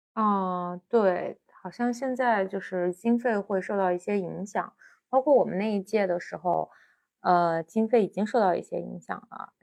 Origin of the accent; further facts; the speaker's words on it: China; 我们中国人